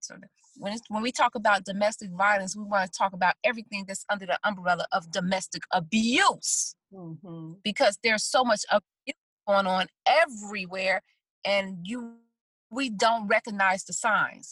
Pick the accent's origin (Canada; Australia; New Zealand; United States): United States; Chicago, Illinois; I'm from the South Side of Chicago